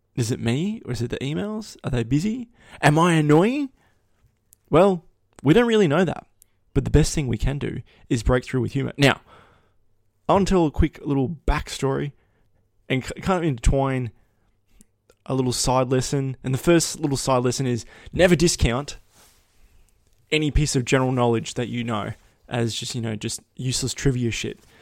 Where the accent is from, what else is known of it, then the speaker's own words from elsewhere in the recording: Australia; I was Australian